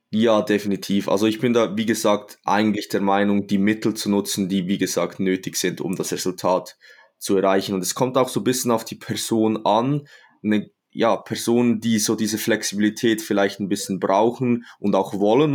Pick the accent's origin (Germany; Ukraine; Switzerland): Switzerland; Ich komme aus der Schweiz, wie man wahrscheinlich unschwer ähm, hört